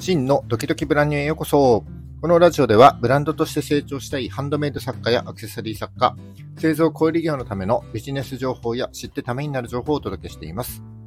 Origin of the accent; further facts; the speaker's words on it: Miyagi, Japan; 地元宮城も結構盛り上がっておりまして